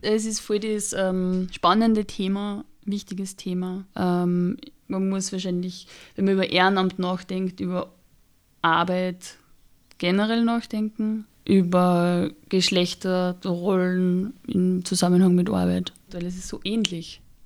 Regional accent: Austria; ich bin am Land aufgewachsen und da war es einfach normal, dass man entweder bei der Feuerwehr ist oder bei der Blasmusikkapelle

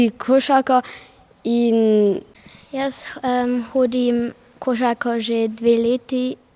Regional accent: Klagenfurt, Carinthia, Austria; obiskujem šolo Europa Gimnazijum Klagenfurt in prihajam iz Klagenfurta.

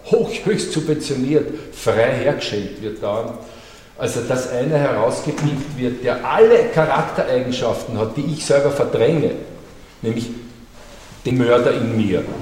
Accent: Austria; Als Österreicher, wer ist der Hitler in mir?

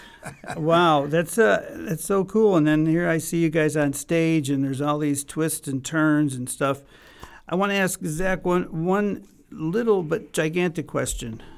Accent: Chicago, Illinois, United States; we're both from Chicago

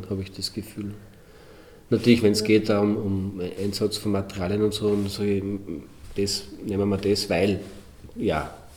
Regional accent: Linz, Upper Austria, Austria; als Österreicher, als gelernter Linzer

